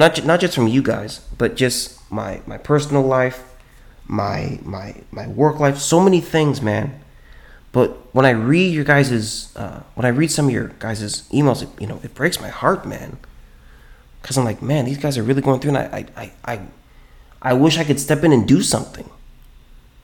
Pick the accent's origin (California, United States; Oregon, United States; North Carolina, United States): California, United States; now in Texas, United States; I'm from California